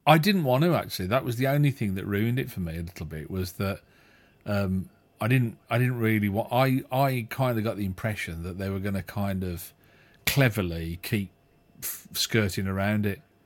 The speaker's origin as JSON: {"language": "English", "town": "Walsall", "region": "West Midlands", "country": "United Kingdom", "said": "he's a Warsaw lad, same as me."}